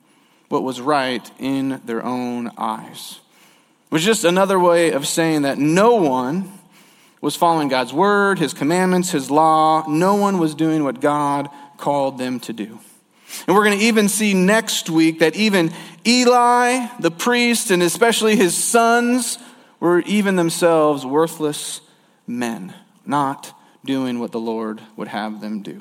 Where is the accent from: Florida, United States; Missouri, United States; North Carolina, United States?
Missouri, United States; St. Louis; moved away; I actually lived in St. Louis. That's what I consider my hometown